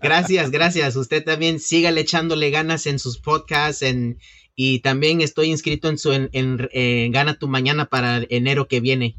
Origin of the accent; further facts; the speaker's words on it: Mexico; now in New York, United States; soy originalmente mexicano